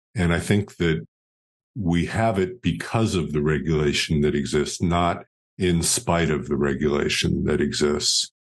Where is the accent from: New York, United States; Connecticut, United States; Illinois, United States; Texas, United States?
New York, United States; New York City; moved away as an adult; also born or lived in Rhode Island; now in Dallas, United States; I grew up in Greenwich Village in New York City